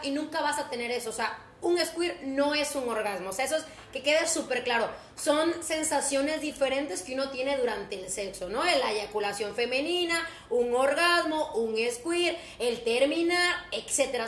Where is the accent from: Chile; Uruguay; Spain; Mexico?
Mexico; Cuitláhuac, Veracruz; Yo soy exactamente de Cuitla, Veracruz